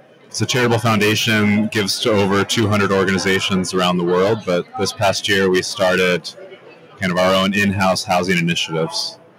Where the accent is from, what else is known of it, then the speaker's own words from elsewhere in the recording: Midwest, United States; now in West Palm Beach, United States; So I'm from Michigan, Indiana, Midwest. Lived in Florida for 6 years.